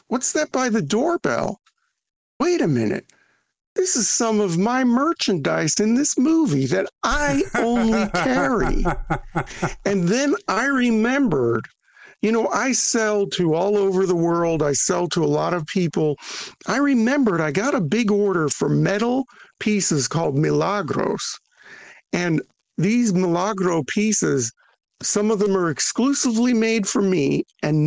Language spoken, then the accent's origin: English; New Mexico, United States; I grew up in New Mexico, which is kind of an extension of Latin America, right?